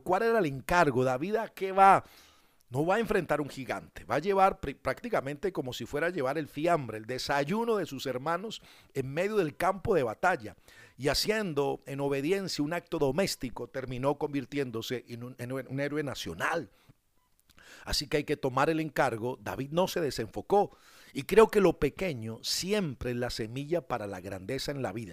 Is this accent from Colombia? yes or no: yes; Colombia; somos colombianos